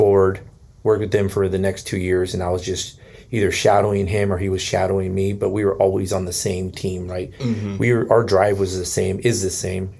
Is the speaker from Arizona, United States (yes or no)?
no; Bay Area, California, United States; moved away as an adult; now in Vancouver, Washington, United States; I was from the Bay Area and I came here 17 years ago.